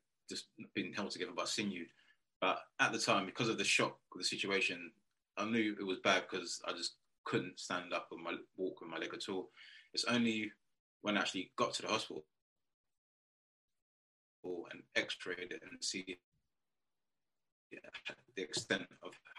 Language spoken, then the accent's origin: English; Romford, London, United Kingdom; I'm currently from London, England, just this place called Romford, just outside Essex, where I'm coming from.